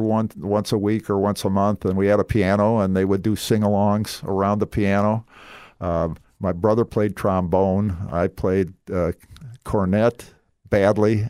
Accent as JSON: {"language": "English", "town": "Minneapolis", "region": "Minnesota", "country": "United States", "tie": "born or raised there", "also_born_or_lived": "Scottsdale, Arizona", "moved": "as an adult", "lives_now": "Southwest Florida, United States", "said": "I grew up in South Minneapolis in Minnesota"}